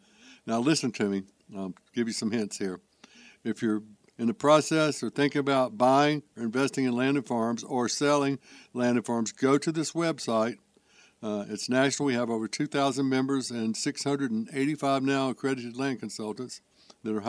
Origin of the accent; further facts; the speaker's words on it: Charlotte, North Carolina, United States; moved away as an adult; I grew up there